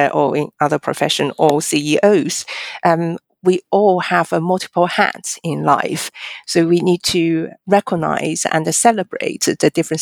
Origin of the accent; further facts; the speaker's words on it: China; now in United Kingdom; I'm a Chinese by origin, but I'm also a British citizen.